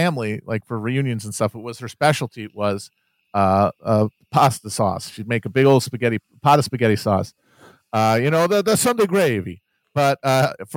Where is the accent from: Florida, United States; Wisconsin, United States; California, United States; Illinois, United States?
Wisconsin, United States; I'm from Wisconsin, the dairy state.